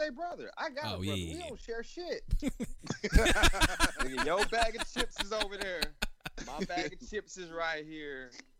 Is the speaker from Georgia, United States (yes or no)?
yes; Atlanta, Georgia, United States; I'm from East Atlanta, bro.